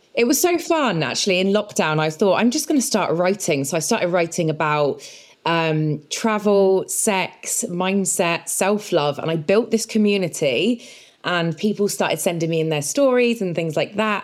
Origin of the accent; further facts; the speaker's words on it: Spain; also born or lived in England; I grew up in Spain. I was very different when I was moved to Spain at 10 years old